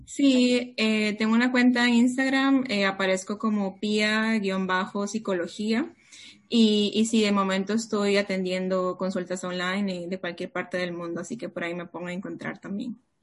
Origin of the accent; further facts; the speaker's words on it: Costa Rica; moved away as an adult; also born or lived in Peru; now in Barcelona, Spain; yo nací en Perú, pero he crecido toda mi vida en Costa Rica